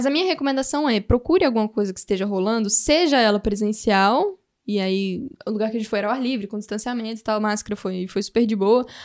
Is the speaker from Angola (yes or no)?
yes; Angola; sou angolano.